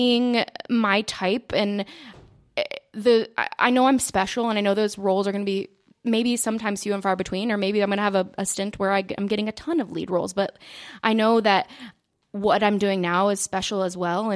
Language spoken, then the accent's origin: English; Cumming, Georgia, United States; moved away; I grew up in Cumming, Georgia